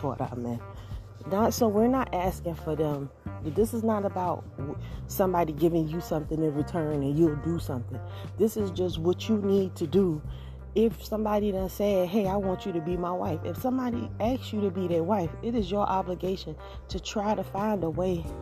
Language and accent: English; Georgia, United States; I am from Georgia